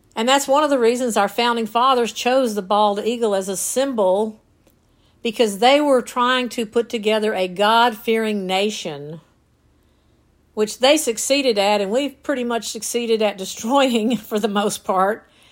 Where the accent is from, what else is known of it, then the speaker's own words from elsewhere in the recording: North Georgia, United States; as a kid growing up in North Georgia